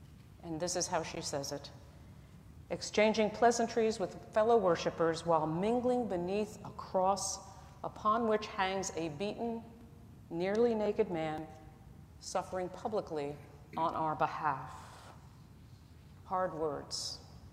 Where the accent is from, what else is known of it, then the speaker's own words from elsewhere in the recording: New Jersey, United States; I'm from New Jersey